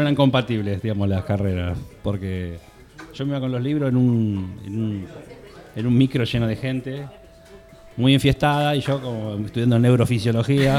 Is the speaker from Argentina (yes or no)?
yes; Florida, Buenos Aires Province, Argentina; now in Barcelona, Spain; hicimos dos shows en mi barrio, yo soy de Florida